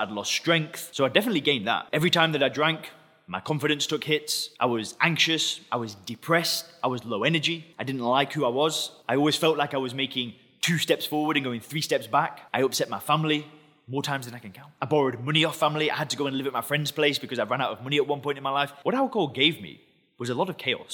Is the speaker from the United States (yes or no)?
no; England, United Kingdom; I'm English